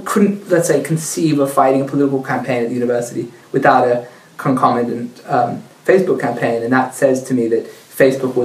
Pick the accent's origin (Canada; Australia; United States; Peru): Australia; now in Israel; I'm Australian